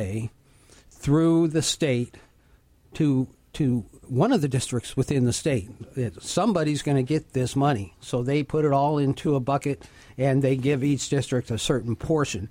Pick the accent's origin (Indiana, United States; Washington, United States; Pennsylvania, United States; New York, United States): Washington, United States; Prosser; my hometown of Prosser